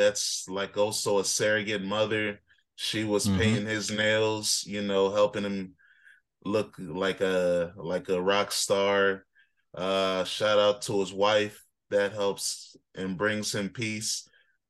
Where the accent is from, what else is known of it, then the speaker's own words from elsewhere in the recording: United States; But I'm an African, so I don't really care about snow like that. Even though I was born and raised in America and I've been used to snow